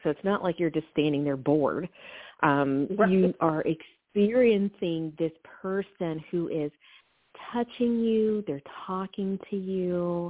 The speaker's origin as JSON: {"language": "English", "region": "the South", "country": "United States", "said": "I was like, you know, I am from the South, and I said, do you know …?"}